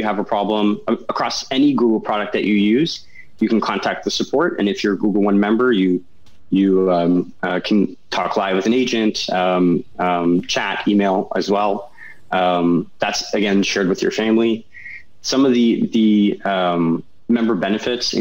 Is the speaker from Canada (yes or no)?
yes; Canada; now in California, United States; I'm definitely Canadian